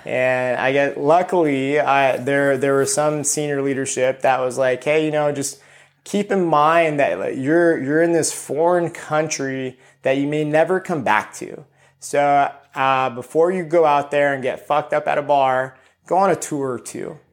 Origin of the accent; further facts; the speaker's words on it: Ontario, California, United States; also born or lived in Costa Rica / Chino Hills, California; I grew, I grew up in Ontario, California for, for a good amount